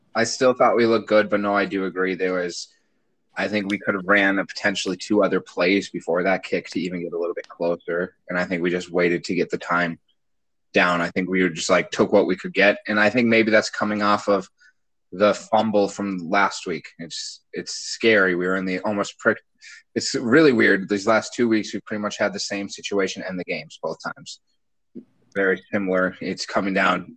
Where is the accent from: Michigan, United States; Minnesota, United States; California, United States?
Minnesota, United States; growing up in Minnesota